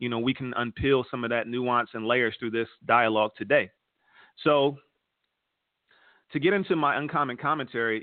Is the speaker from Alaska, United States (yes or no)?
no; Philadelphia, Pennsylvania, United States; now in Atlanta, United States; Atlanta, where I live right now, I'm from Philadelphia, Pennsylvania, currently live right outside of Atlanta